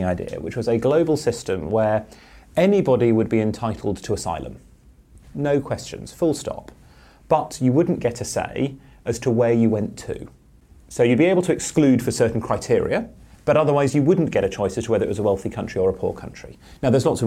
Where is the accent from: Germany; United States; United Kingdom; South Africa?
United Kingdom; Cambridge, East of England; I grew up in Cambridge